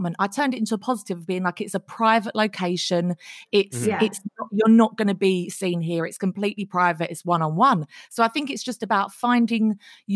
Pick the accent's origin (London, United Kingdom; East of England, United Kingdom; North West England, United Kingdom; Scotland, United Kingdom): East of England, United Kingdom; Essex; we're from Essex